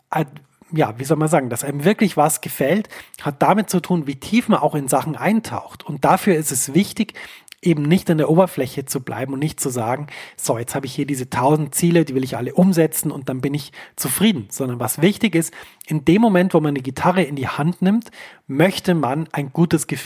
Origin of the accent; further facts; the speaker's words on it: Bavaria, Germany; Ich fand das immer wahnsinnig toll, denn ähm, ich komme aus Bayern. Für mich war das immer sehr, sehr nah, Dinge so auszudrücken.